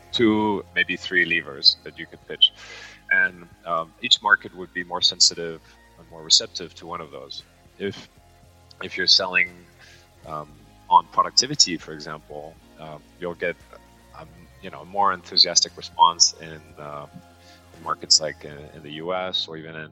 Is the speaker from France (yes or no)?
yes; Paris, Île-de-France, France; also born or lived in New York / London / Singapore; now in Hong Kong; I've got a French mother, American father. I was raised in Paris, and then I lived all over the world, New York, London, Singapore, and Hong Kong